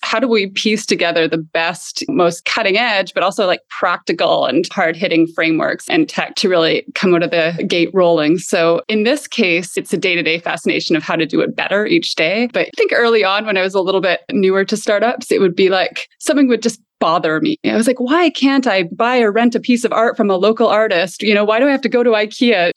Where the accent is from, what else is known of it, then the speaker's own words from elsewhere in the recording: Canada; moved away; also born or lived in Lisbon, Portugal; I'm a Canadian by background